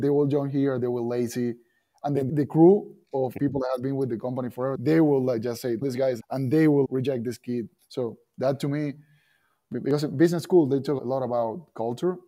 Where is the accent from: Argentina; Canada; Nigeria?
Argentina; English is a second language; moved away as an adult; now in United States; I come from Argentina. We play soccer. We speak another language.